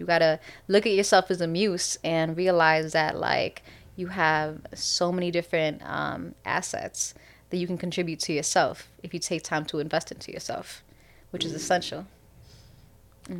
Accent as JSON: {"language": "English", "town": "Chicago", "region": "Illinois", "country": "United States", "said": "we're from Chicago"}